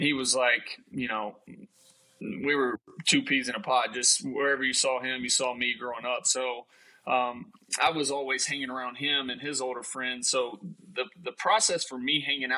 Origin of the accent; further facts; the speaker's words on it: Mobile, Alabama, United States; moved away; back home in Mobile